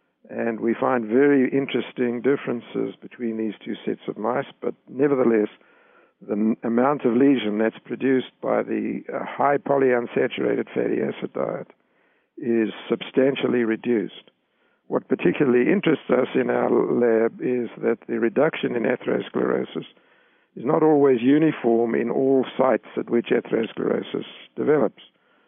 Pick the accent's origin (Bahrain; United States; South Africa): South Africa; I grew up in South Africa, and black people in South Africa had diets that were much more prudent than the diets that are consumed even today by them.